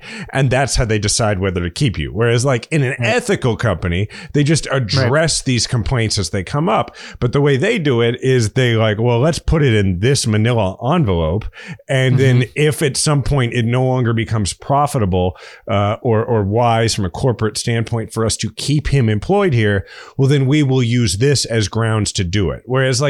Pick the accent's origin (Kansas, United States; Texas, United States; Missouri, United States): Missouri, United States; I'm from Missouri. I mean, I've drank a lot of Bud Light in my life.